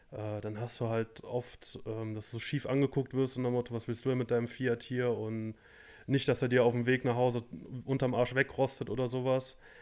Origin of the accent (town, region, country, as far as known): Germany